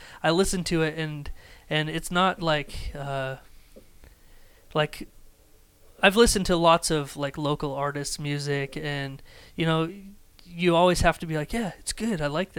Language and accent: English; Idaho, United States; Because we grew up in Idaho.